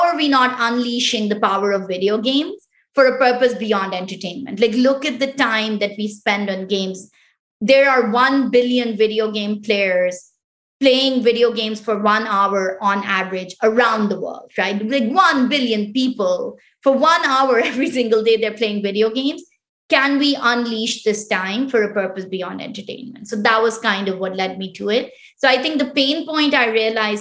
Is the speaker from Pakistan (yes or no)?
yes; Islamabad, Islamabad Capital Territory, Pakistan; first language Pashto; English is a second language; moved away as an adult; also born or lived in Quetta, Pakistan; now in United States; I was born in Quetta, which is actually like, you know, one of the most conservative provinces within Pakistan. My mom is originally from that province. And my dad he migrated from India, you know, right when he was young and everything. So it's like, so And then I grew up in the capital, which is Islamabad.